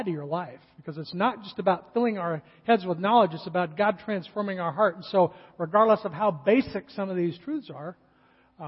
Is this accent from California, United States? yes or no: yes; California, United States; moved away; I grew up in California